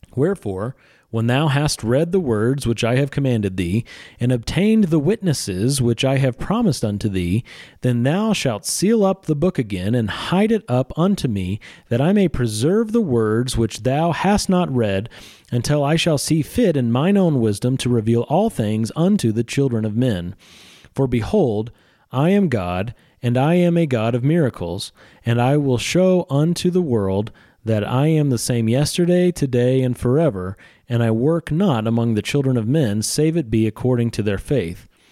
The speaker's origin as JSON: {"language": "English", "region": "Missouri", "country": "United States", "said": "I'm from Missouri."}